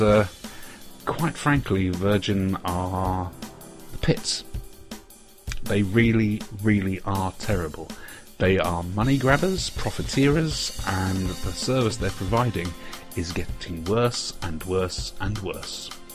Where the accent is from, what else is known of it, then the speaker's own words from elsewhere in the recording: Jersey; now in England; I come from Jersey.